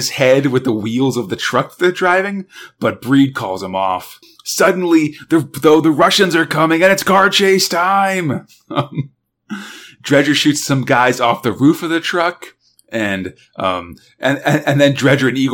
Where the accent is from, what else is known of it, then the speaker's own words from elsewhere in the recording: United States; two Americans